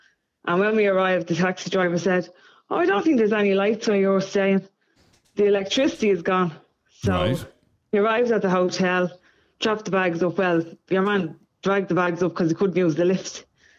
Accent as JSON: {"language": "English", "country": "Ireland", "said": "being Irish, you like to talk to somebody when you're having a fag."}